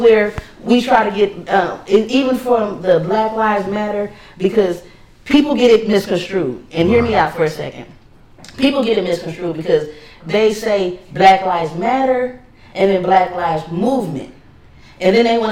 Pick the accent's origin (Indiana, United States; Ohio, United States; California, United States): California, United States; Los Angeles; me growing up in Los Angeles